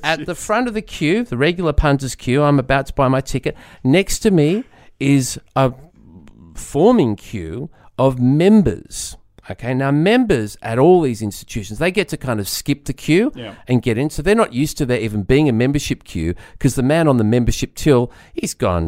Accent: Sydney, New South Wales, Australia; I was going to stop on the way home. I'm from Sydney.

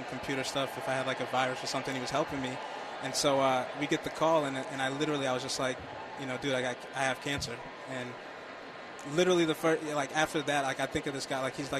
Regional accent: Boston, Massachusetts, United States; Born and raised in Boston.

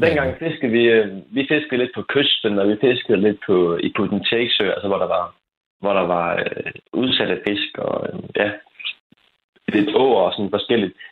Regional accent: Frederikshavn, North Denmark Region, Denmark; otte års alder måske, lidt, lidt tidligere, øh, som jeg var fra Frederikshavn.

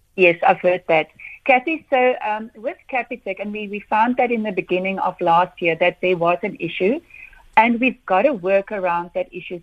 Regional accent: South Africa; as a South African

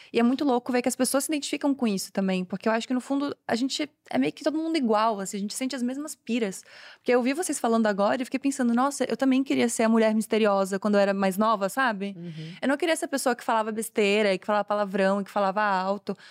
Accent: Florianópolis, Santa Catarina, Brazil; sou de Floripa

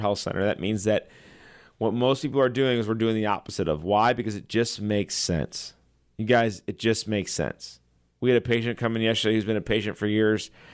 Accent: Chesterfield, Missouri, United States; I grew up in Chesterfield, right down the street from Logan College

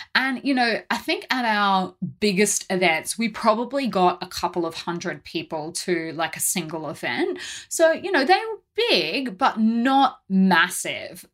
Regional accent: Australia; being Australian

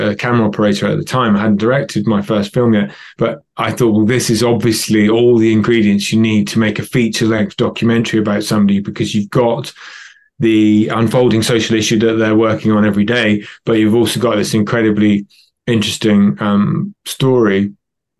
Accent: United Kingdom; also born or lived in London; I'm British and I live in London.

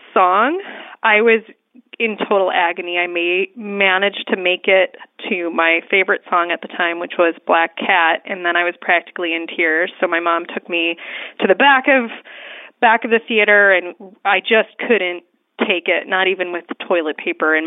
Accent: Seattle, Washington, United States; I am from Seattle

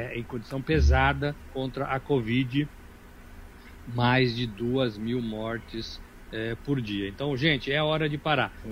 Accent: Brazil; nós também somos brasileiros

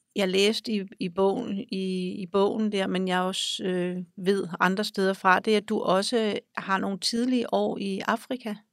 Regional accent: Denmark; born or raised there; also born or lived in Greenland

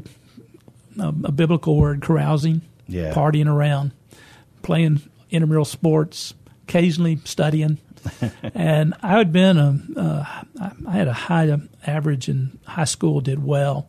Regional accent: Orange, Texas, United States; growing up in Orange, Texas during those days.

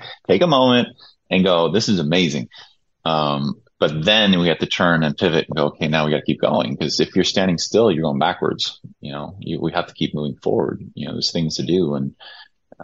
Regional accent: Stockholm, Stockholm County, Sweden; moved away; I came from Sweden, born in Stockholm

